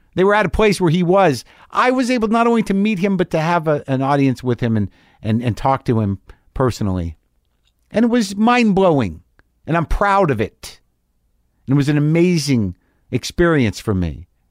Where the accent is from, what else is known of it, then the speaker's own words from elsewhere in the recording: United States; as an American person